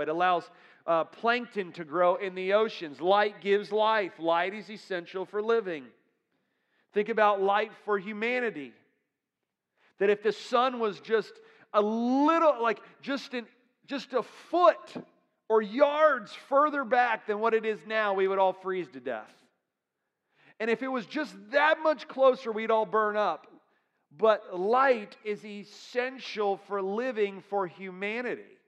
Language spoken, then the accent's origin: English; Florida, United States; I'm from Florida